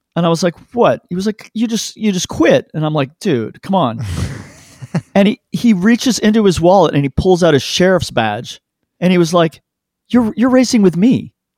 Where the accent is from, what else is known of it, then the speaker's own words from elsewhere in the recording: Canada; I'm Canadian